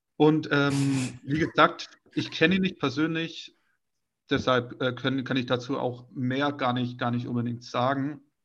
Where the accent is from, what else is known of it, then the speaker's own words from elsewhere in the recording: Swabia, Baden-Württemberg, Germany; Schwaben, äh, ich komme ja selbst aus der Gegend